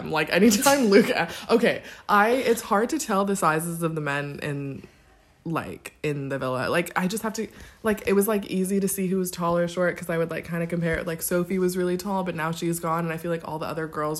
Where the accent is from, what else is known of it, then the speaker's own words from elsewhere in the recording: Nigeria; Which, if you don't know, I am Nigerian.